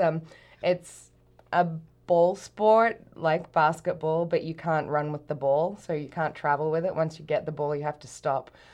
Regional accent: Brisbane, Queensland, Australia; moved away as an adult; also born or lived in Canada; I grew up in Brisbane in Australia.

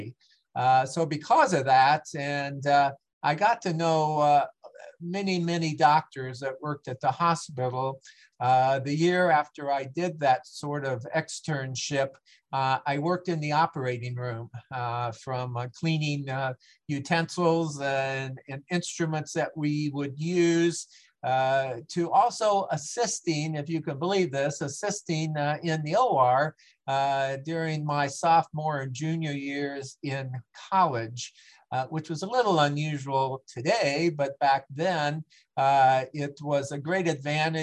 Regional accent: Aurora, Illinois, United States; moved away as an adult; also born or lived in Centralia, Illinois / Clinton, Illinois; moved into Aurora, Illinois in 1957, and basically grew up there, which is about 40 miles west of Chicago.

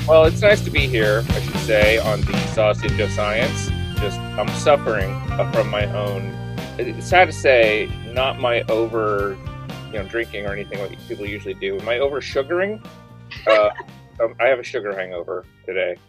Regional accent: Indiana, United States; I'm from Indiana

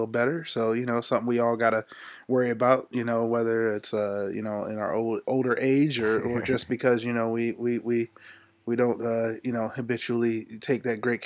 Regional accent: Youngstown, Ohio, United States; moved away as an adult; now in Athens, United States; I'm originally from Youngstown, Ohio, south side of Youngstown, Ohio

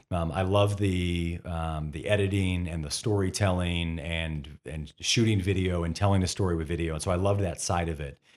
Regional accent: Toledo, Ohio, United States; also born or lived in Sylvania, Ohio; I am born and raised, proud to be from Toledo.

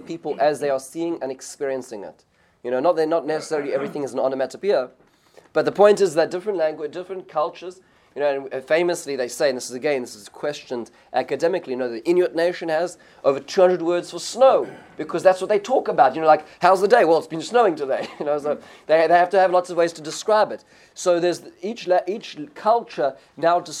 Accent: South Africa; when I grew up in South Africa

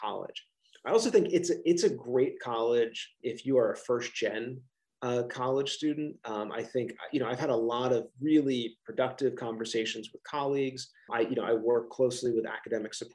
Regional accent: Philadelphia region, Pennsylvania, United States; I have this wonderful accent, that I'm from the Philadelphia region

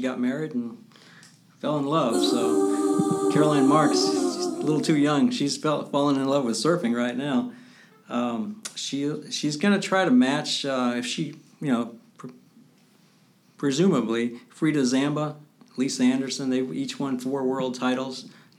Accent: Japan; born there; I was born in Japan, strangely enough.

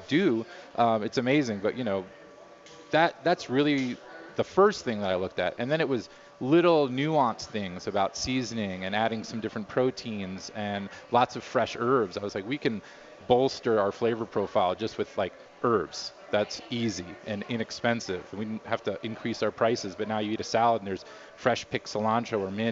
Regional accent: New York, United States; now in Denver, United States; I'm from New York originally

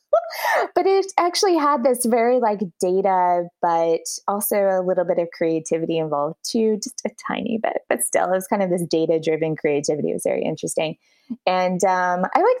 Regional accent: Dallas, Texas, United States; moved away as an adult; now in Versailles, France; I'm originally from Dallas, Texas, and I live in Versailles right now

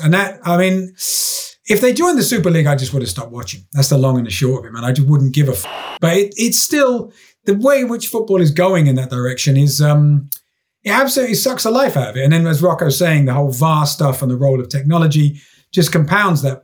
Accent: London, United Kingdom; I'm sort of from South London

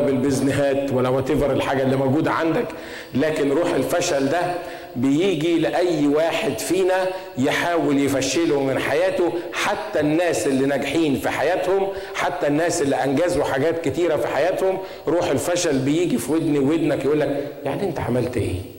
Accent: Egypt; عندنا في مصر

